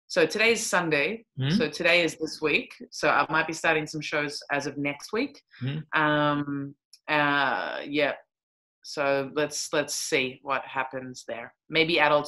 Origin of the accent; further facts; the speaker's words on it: Australia; also born or lived in New Zealand; now in Berlin, Germany; I'm originally from New Zealand, but grew up in Australia.